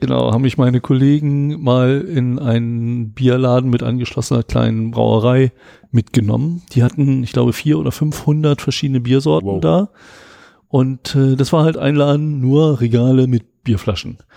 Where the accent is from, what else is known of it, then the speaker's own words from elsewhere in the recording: Germany; also born or lived in England; als Deutscher